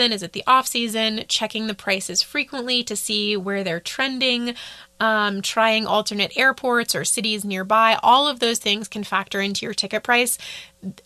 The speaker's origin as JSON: {"language": "English", "country": "United States", "first_language": "English", "said": "as an American"}